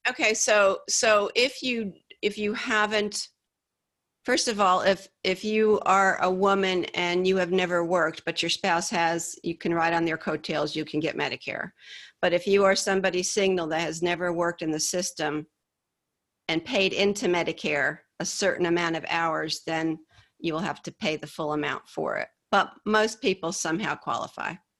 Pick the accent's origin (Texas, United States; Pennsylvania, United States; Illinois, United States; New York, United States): New York, United States; Hyde Park; moved away as an adult; also born or lived in Poughkeepsie, New York / the American South; I grew up in a little town called Hyde Park, um, a little upstate New York, about an hour and a half north of New York City